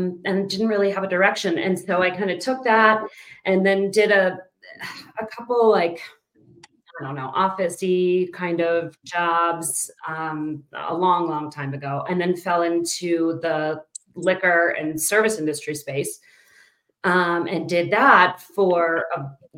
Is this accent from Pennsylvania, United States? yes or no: yes; Pittsburgh, Pennsylvania, United States; moved away as an adult; now in Denver, United States; I was born and raised in Pittsburgh. And then moved out here in 2004.